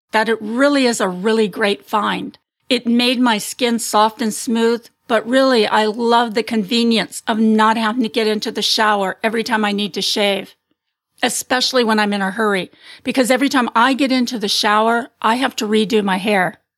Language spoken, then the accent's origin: English; Canada; moved away as an adult; now in Massachusetts, United States; I am Canadian and I go to university in the States at Babson College.